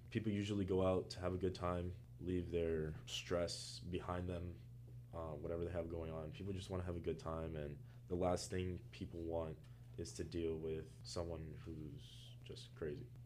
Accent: Miami, Florida, United States; moved away as an adult; now in New York, United States; I am from Miami, Florida

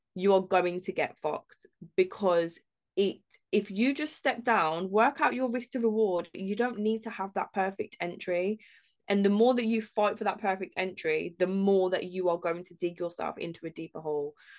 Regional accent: Birmingham, West Midlands, United Kingdom; we're all from Birmingham as well

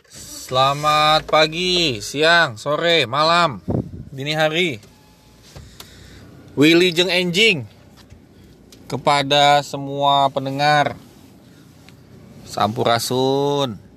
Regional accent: Cengkareng, Jakarta, Indonesia; dia anak Tebet eh, saya anak Cengkareng

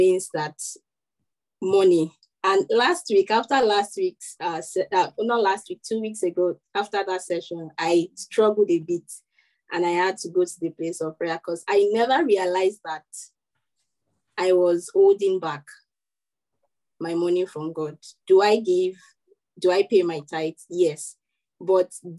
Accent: Nigeria; as a Nigerian

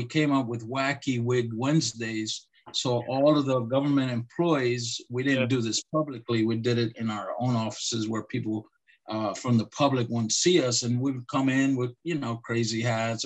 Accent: Lancaster, Pennsylvania, United States; also born or lived in Puerto Rico; I was born originally in Lancaster, Pennsylvania, and I grew up in between Lancaster and Puerto Rico.

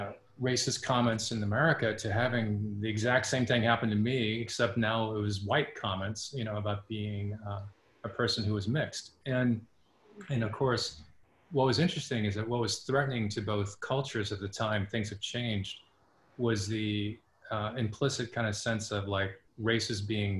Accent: Japan; also born or lived in New Orleans, United States; because I'm actually half Japanese, and I was born in New Orleans, but I went to school in Japan as a kid.

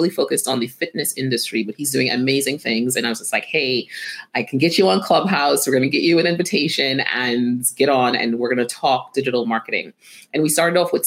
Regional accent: Trinidad & Tobago; moved away as an adult; now in United States; growing up in Trinidad

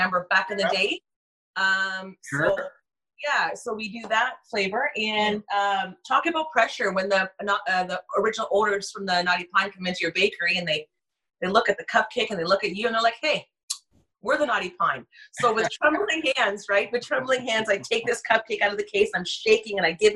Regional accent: Cambridge, Ontario, Canada; I was born and raised in Cambridge

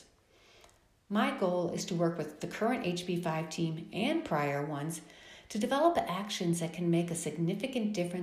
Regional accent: Chicago, Illinois, United States; now in Phoenix, United States; Growing up in Chicago

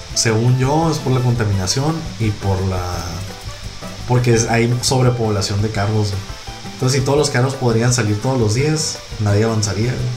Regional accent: northern Mexico, Mexico; accent: norteño

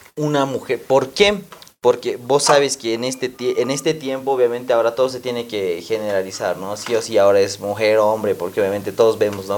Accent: Potosí, Bolivia; mi ciudad

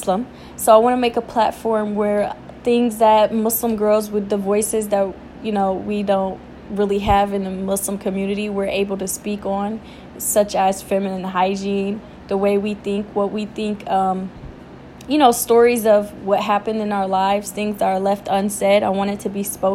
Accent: Detroit, Michigan, United States; I was born and raised in Detroit, Michigan

